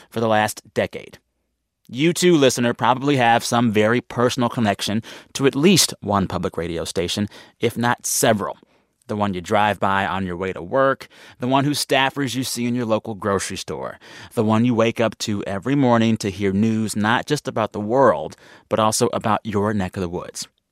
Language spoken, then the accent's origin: English; San Antonio, Texas, United States; moved away; I first heard N P R on K S T X, my hometown station in San Antonio